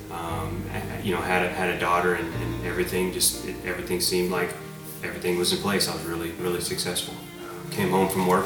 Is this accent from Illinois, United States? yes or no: no; Abilene, Texas, United States; born there; and I was born in Abilene, Texas, 1979. Um, I'm, I guess what you call a, a, military brat.